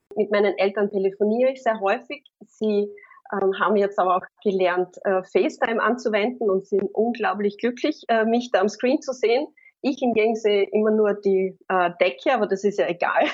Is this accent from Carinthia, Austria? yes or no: yes; Carinthia, Austria; ich bin Kärntnerin